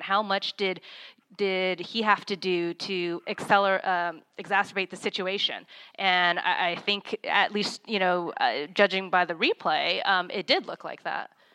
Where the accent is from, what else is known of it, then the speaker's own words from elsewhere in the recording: California, United States; I'm born and raised in California